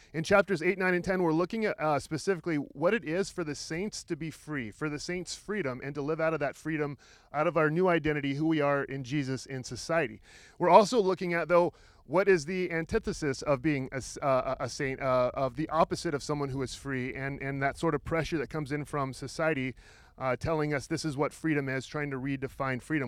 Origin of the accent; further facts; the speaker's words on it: Roseburg, Oregon, United States; I grew up in Roseburg, which is about an hour south of here.